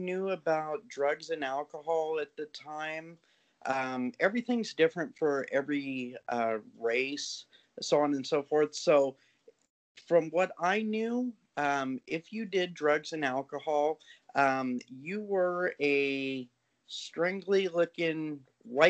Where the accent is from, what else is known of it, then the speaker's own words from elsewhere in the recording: Orange County, California, United States; I am from originally from the Orange County area